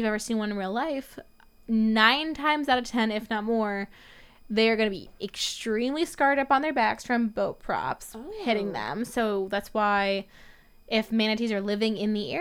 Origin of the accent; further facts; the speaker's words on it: Florida, United States; moved away; growing up in Florida schools